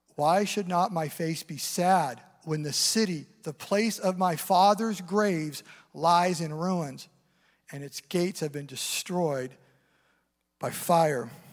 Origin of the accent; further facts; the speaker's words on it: Eastern Washington, United States; now in Seattle area, United States; I grew up in Eastern Washington, up in the mountains